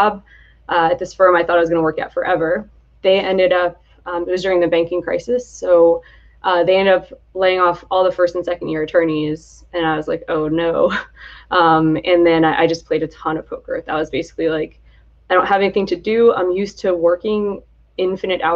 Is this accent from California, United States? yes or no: no; Atlantic City, New Jersey, United States; moved away as an adult; also born or lived in Michigan; I'm from the Atlantic City area